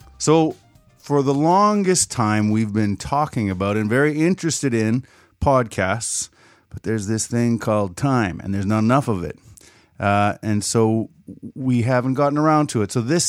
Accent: Killarney, Manitoba, Canada; At one point, I was from Killarney, Manitoba, in the Great Southwest, part of the province just south of Brandon

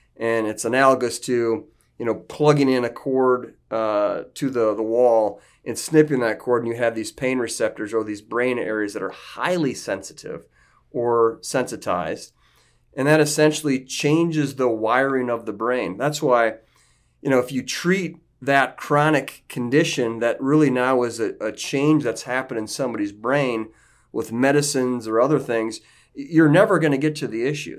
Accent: northeast Iowa, United States; I'm from Iowa. I'm from a little small farming community in northeast Iowa

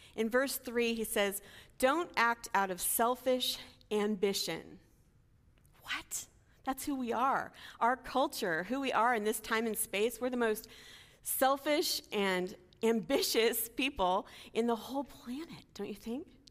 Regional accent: Los Angeles, California, United States; I was from L A, I was a college student, I was from America

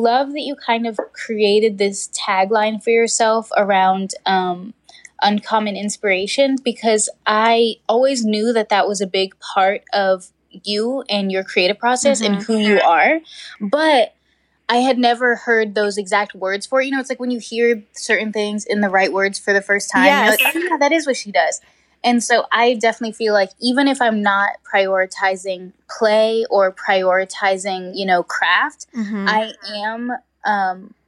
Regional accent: New Mexico, United States; I grew up in New Mexico

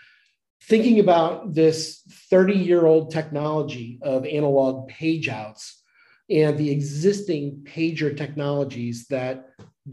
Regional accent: Dayton/Cincinnati area, Ohio, United States; moved away as an adult; now in North Carolina, United States; I'm from Ohio, from the Dayton, Cincinnati area, went to Miami University

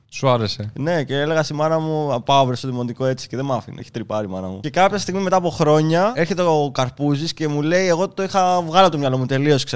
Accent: Dimylia, South Aegean, Greece; Βρίσκομαι στο χωριό μου, στη Δημιλιά.

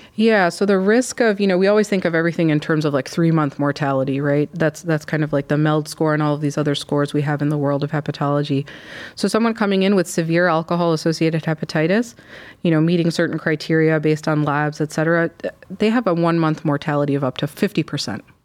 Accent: Michigan, United States; moved away as an adult; also born or lived in Chicago; now in Cleveland, United States; I'm from Michigan

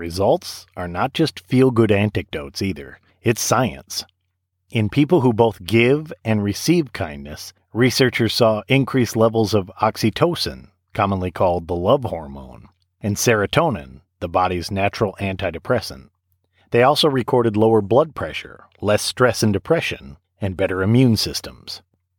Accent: Saginaw, Michigan, United States; moved away as an adult; now in Tennessee, United States; my hometown of Saginaw, Michigan. I said something on Facebook about how much I wish I had a couple of Saginaw bricks because my wife and I were both born there

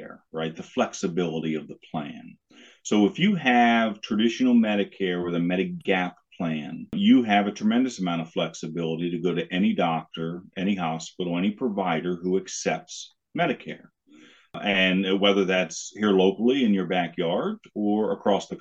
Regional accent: Harrisburg, Pennsylvania, United States; now in Lancaster, United States; I grew up in the Harrisburg area. I live down here in Lancaster now.

